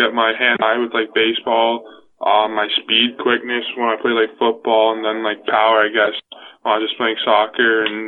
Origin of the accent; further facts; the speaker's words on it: Newmarket, Ontario, Canada; I'm from Newmarket, Ontario